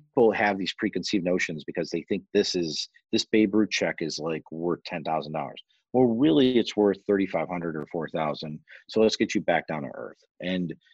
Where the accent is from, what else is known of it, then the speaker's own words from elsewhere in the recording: Orland Park, Illinois, United States; I grew up in Orland Park